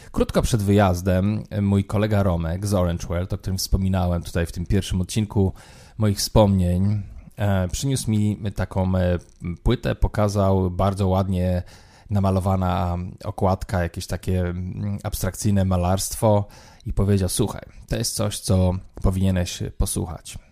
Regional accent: Poland; moved away as an adult; also born or lived in London; Ja tam przyjechałem taki obdartuch, kurczę, z Polski

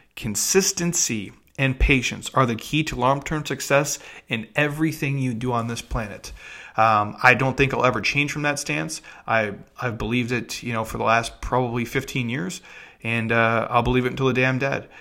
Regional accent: Midwest, United States; I'm from the Midwest

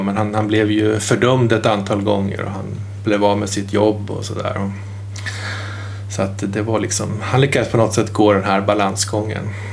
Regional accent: Malmköping, Södermanland, Sweden; hemma i Malmköping

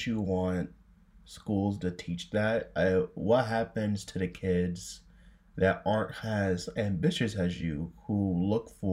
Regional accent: United States; Me being an American

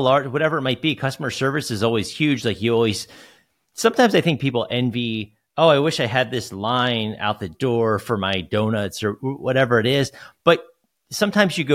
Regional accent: New Jersey, United States; also born or lived in Philadelphia; I grew up in South Jersey.

